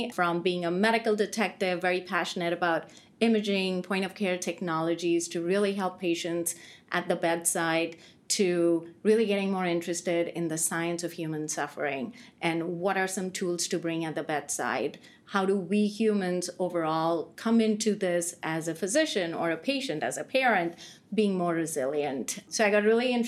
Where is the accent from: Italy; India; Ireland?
India; moved away as an adult; now in United States; I grew up most of my earlier life, first two decades, so I grew up in India